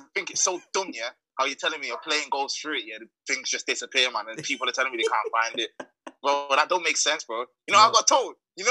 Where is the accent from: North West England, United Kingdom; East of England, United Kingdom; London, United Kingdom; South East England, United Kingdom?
North West England, United Kingdom; Manchester; Manchester. Get me.